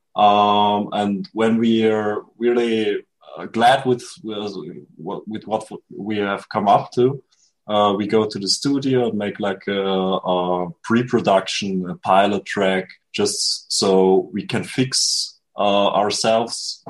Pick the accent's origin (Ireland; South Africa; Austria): Austria; I'm from Austria